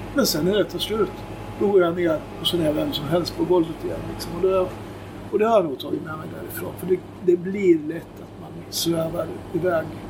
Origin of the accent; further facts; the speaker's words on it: Köping, Västmanland, Sweden; Vi kom ju från Köping också